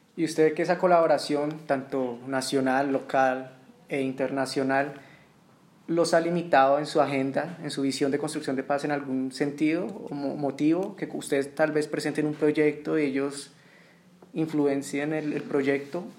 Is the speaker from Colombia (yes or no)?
yes; Colombia; yo también soy colombiano